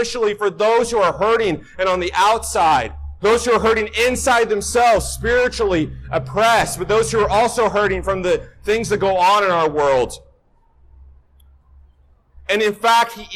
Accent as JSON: {"language": "English", "region": "Northwest Washington", "country": "United States", "said": "I'm from Northwest Washington, so this is my weather"}